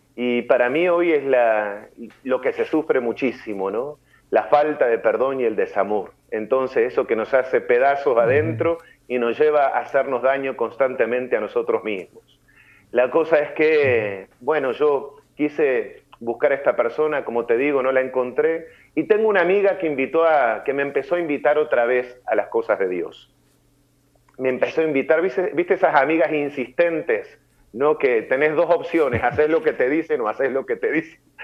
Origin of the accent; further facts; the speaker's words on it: Montevideo, Uruguay; moved away as an adult; now in San Luis, Argentina; soy de Montevideo, Uruguay, toda mi familia vive allá en Uruguay. Eh, bueno, allá me crié